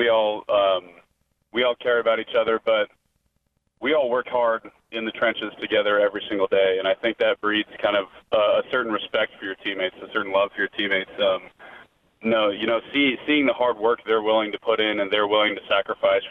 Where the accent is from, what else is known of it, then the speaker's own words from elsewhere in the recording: Lincoln, Nebraska, United States; I grew up in Lincoln